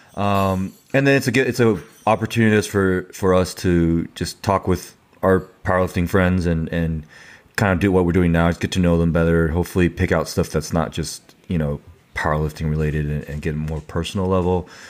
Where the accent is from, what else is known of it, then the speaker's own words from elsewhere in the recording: San Diego, California, United States; also born or lived in Taiwan / Louisiana, United States; I was born in Taiwan, and I moved to San Diego, California when I was five